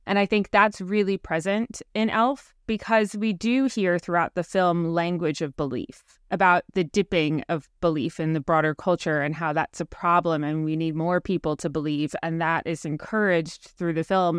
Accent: New York City, New York, United States; as a New Yorker

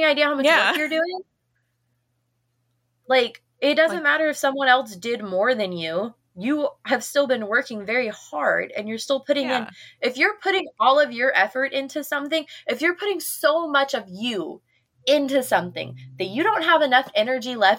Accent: Midwest, United States; moved away as an adult; now in Mississippi, United States; I grew up with snow. I grew up in the Midwest, so I grew up with snow everywhere.

